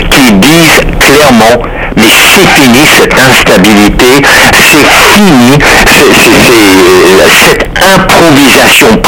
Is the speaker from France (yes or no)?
no; United States; now in Canada; moi en tant qu'Américain